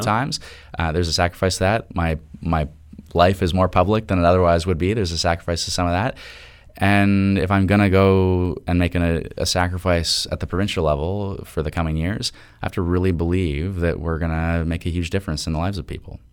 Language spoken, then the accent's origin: English; Toronto, Ontario, Canada; I am from Toronto